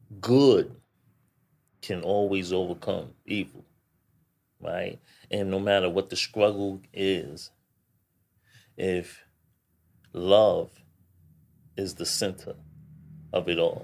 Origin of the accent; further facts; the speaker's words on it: New York, United States; because I know I was born and raised in New York. Mm-hmm. I've been in New York all my life.